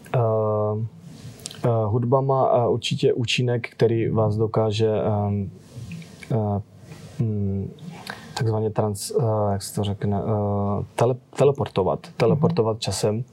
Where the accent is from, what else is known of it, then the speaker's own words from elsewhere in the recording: Nový Jičín, Moravian-Silesian Region, Czechia; moved away as an adult; now in United States; jsem stále v kontaktu s mojí, s mojí rodinou tady z, z Nového Jičína